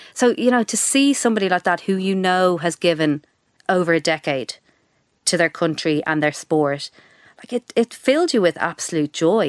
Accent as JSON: {"language": "English", "town": "Dublin", "region": "Leinster", "country": "Ireland", "tie": "born or raised there", "also_born_or_lived": "United Kingdom", "moved": "as an adult", "said": "I grew up in Sandy Mount, went to school in Donnybrook, went to U C D, I'd never really flown the nest"}